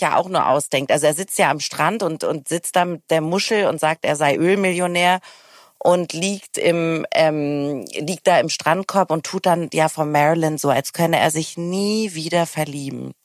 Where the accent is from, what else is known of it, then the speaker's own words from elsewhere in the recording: Hamburg, Germany; Ich komme ja auch aus Hamburg